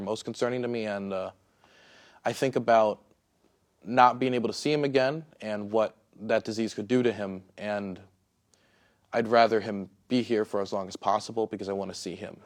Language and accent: English; Prince George's County, Maryland, United States; I grew up in Prince George's County, Maryland